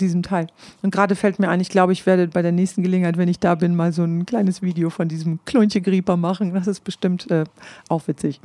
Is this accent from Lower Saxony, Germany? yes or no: yes; Klostermoor, Lower Saxony, Germany; born or raised there; first language Low German; moved away as an adult